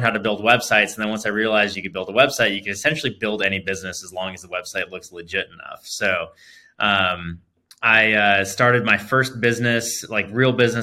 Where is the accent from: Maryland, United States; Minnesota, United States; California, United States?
California, United States; moved away as an adult; now in Arizona, United States; California native, spent my whole life growing up there. So I grew up in Silicon Valley as well as Southern California.